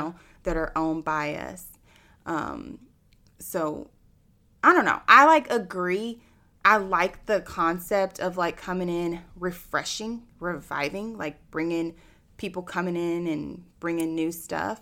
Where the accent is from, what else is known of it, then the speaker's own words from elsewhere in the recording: Austin, Texas, United States; born and raised in Austin